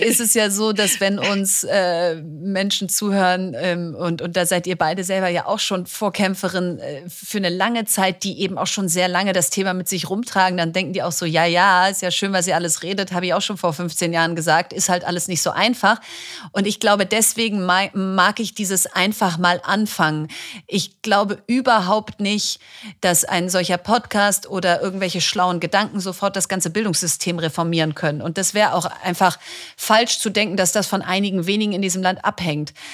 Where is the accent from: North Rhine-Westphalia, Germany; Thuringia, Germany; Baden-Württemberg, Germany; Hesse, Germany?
North Rhine-Westphalia, Germany; Bielefeld; Ich komme aus Bielefeld